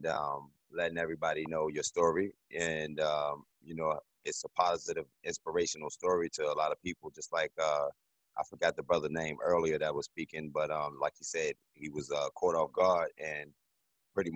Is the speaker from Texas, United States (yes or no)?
no; Newport News, Virginia, United States; now in Charlotte, United States; I'm from Newport News, Virginia.